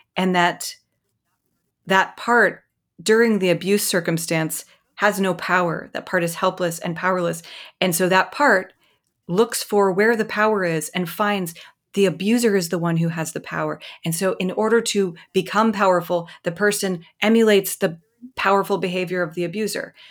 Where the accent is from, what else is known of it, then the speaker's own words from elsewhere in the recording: Mississippi, United States; moved away; I'm from Mississippi. I'm from the rural South.